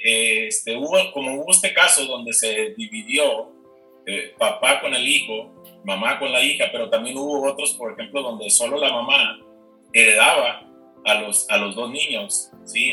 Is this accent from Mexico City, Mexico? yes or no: no; Culiacán, Sinaloa, Mexico; moved away as an adult; now in Chihuahua, Mexico; regresarme entonces a, mi tierra, a Culiacán